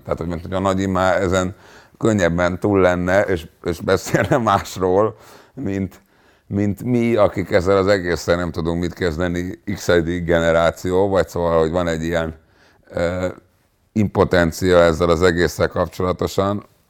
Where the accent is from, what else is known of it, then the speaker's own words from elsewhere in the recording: Hungary; Nem fontosabb az, hogy én zsidó vagyok, mint hogy magyar vagyok, mert itt élek